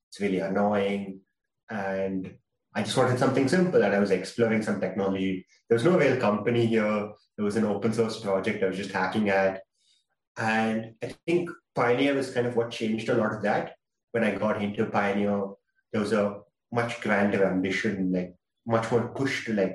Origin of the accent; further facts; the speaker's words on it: India; I'm from India.